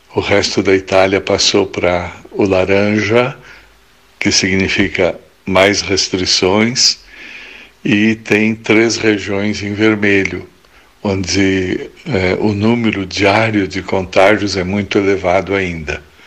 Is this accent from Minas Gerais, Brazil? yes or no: no; Pelotas, Rio Grande do Sul, Brazil; now in Italy